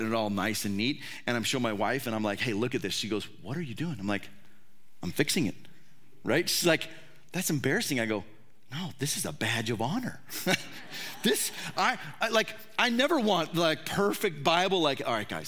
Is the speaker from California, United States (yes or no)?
yes; California, United States; I grew up in, it was the state of California, still is the state of California